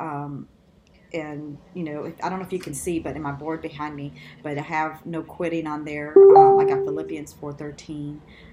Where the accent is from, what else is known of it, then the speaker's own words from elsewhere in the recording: Los Angeles, California, United States; I grew up in East